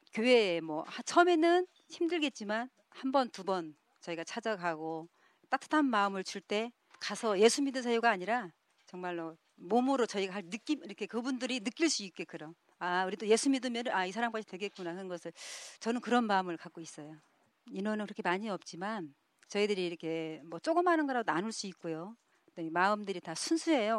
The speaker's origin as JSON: {"language": "Korean", "country": "South Korea", "tie": "born or raised there", "moved": "as an adult", "lives_now": "Jeju, South Korea", "said": "고향은 육지인데요"}